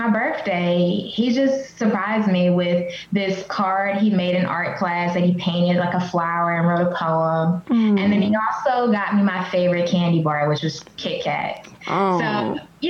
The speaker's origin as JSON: {"language": "English", "town": "Selma", "region": "Alabama", "country": "United States", "tie": "born or raised there", "moved": "yes", "lives_now": "Knoxville, United States", "said": "I was born in Selma, Alabama, which is a super small town"}